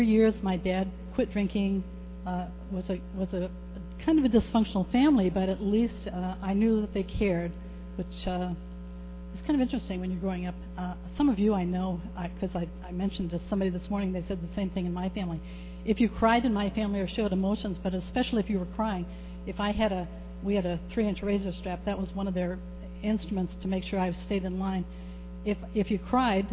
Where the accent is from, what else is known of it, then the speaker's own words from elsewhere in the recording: Ohio, United States; I grew up in Ohio at in a little town that was barely a crossroads.